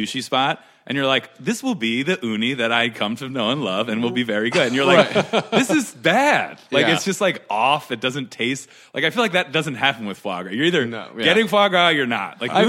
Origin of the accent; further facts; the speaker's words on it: Philadelphia, Pennsylvania, United States; now in Los Angeles, United States; I am from Philadelphia.